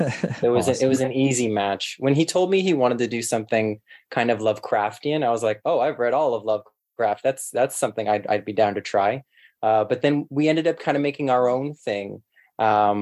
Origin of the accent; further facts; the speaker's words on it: Toronto, Ontario, Canada; I grew up in Etobicoke, which is basically West Toronto now